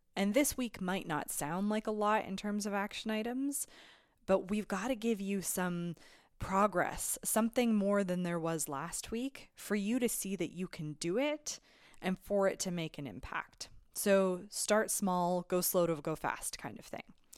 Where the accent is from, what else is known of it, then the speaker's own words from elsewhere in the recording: Alberta, Canada; now in British Columbia, Canada; I'm originally from Alberta